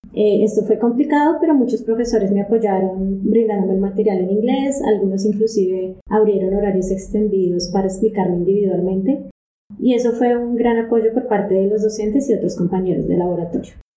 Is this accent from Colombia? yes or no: yes; Colombia; moved away as an adult; now in Japan; yo soy colombiana